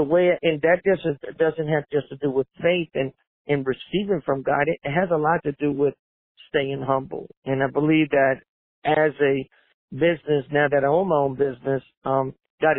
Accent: New Orleans, Louisiana, United States; also born or lived in Puerto Rico; I was born in 1970 in Puerto Rico, and then, well, we moved back to New Orleans, so I was raised there

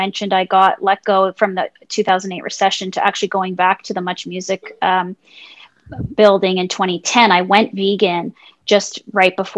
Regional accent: Mississauga, Ontario, Canada; moved away; also born or lived in Vancouver; I am originally from Mississauga

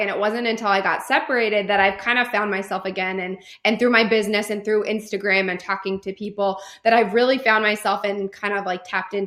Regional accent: California, United States; moved away as an adult; now in North Carolina, United States; I am originally from California. I lived there for 26 years

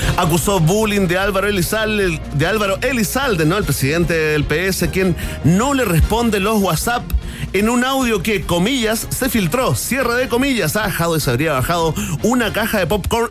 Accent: Chile; como chileno

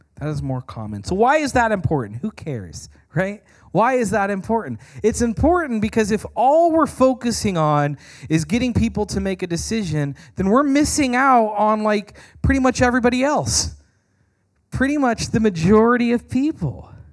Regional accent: United States; American Christians

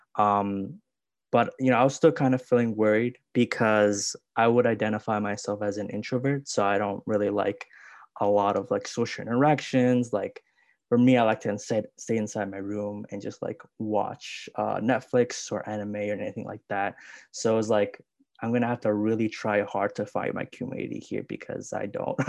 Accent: Chicago, Illinois, United States; I'm from Chicago

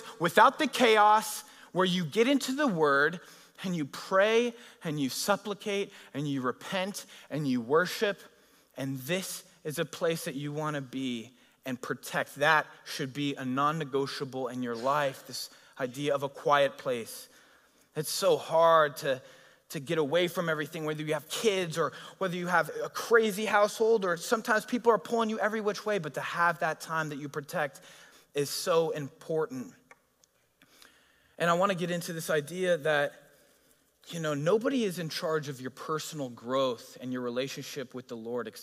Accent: Colorado, United States; now in Newbury Park, United States; I'm from Colorado

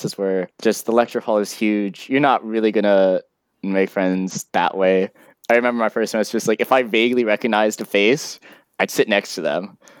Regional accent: Cincinnati, Ohio, United States; moved away; also born or lived in Providence, Rhode Island; I'm from Cincinnati, Ohio. Right now, I'm at Brown University

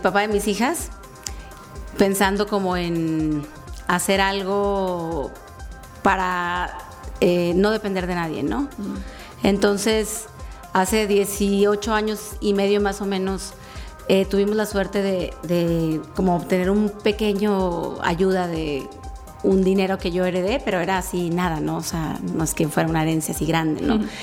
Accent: Sinaloa, Mexico; now in Querétaro, Mexico; yo soy em, una sinaloense venida a, o sea, emigrada, pues

